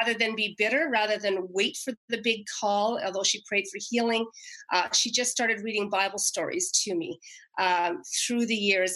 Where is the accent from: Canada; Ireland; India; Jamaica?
Canada; moved away; I happen to be back in my hometown right now, a little town across the river from Quebec